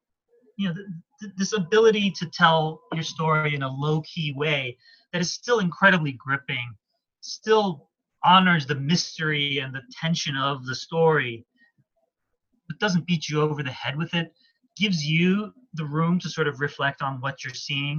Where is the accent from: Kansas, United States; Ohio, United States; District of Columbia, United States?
District of Columbia, United States; Washington; there's a comfort food quality to it because I grew up in Washington, D.C., so I love movies set in Washington, D.C.